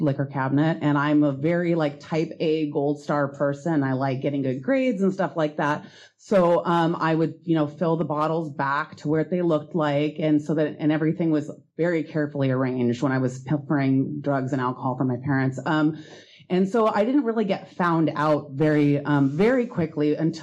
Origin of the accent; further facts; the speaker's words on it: Seattle, Washington, United States; I grew up in Greenwood